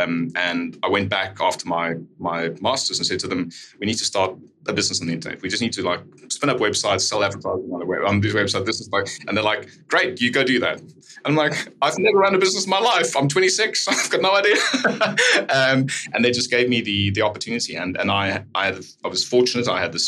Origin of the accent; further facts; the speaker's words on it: South Africa; I'm from South Africa.